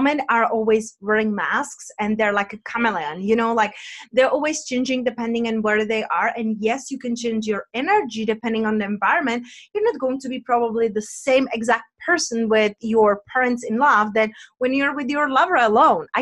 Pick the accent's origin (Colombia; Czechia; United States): Czechia; accent: Czech; my accent is from Czech Republic